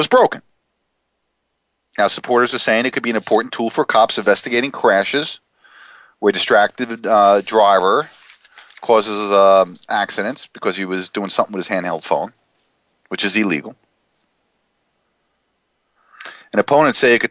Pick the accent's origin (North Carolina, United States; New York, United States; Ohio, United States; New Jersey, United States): New Jersey, United States; New Jersey, my home state